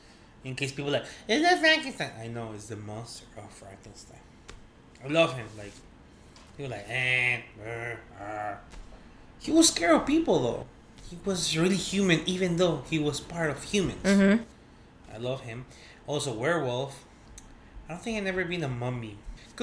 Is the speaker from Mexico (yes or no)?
yes; Mexico; born or raised there